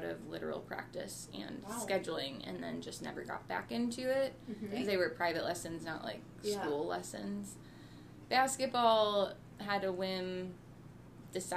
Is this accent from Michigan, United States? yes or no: no; Kankakee, Illinois, United States; I grew up in Kankakee